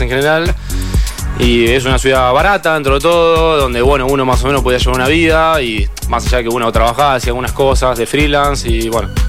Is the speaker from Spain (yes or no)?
no; Carhué, Buenos Aires Province, Argentina; also born or lived in Rosario; Yo soy de Carué, de una localidad de provincia de Buenos Aires, que tiene 10.000 habitantes.